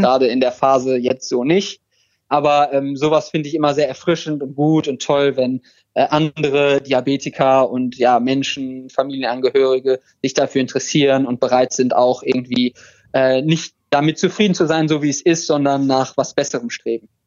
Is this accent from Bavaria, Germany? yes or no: no; Krefeld, North Rhine-Westphalia, Germany; in Krefeld, wo ich herkomme